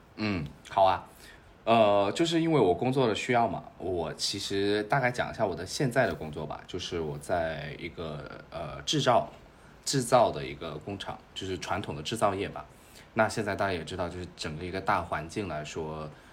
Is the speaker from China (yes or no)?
yes; China; 我是中国人